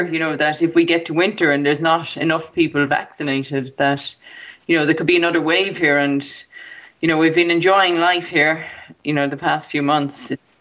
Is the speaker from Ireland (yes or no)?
yes; Ireland; when we were growing up in Ireland